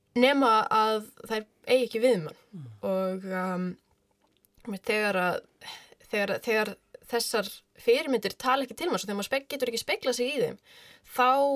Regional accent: Reykjavík, Capital Region, Iceland; Ég er úr Reykjavík

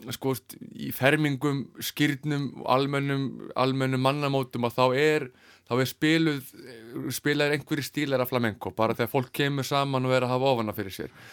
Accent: Iceland; heimabæ mínum, Kvanneri

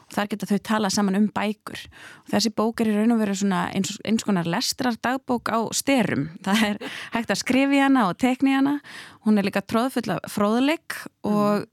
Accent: Hafnarfjörður, Capital Region, Iceland; heimabæin minn Hafnafjörð

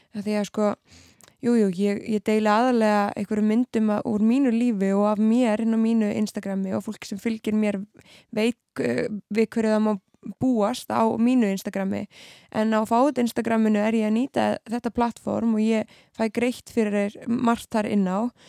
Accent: Keflavík, Southern Peninsula, Iceland; moved away as an adult; now in Reykjavík, Iceland; ég er uppalinn allavega í Keflavík mm. og bjóð þar eiginlega allt mitt líf.

